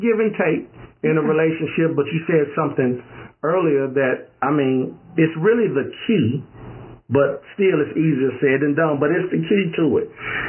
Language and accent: English; California, United States; I'm from California.